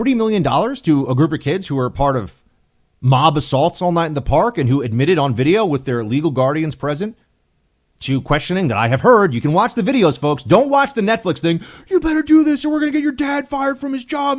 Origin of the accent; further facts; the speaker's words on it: United States; an American